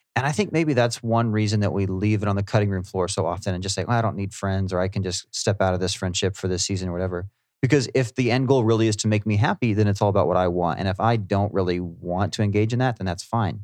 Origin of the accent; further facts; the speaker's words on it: United States; I'm an American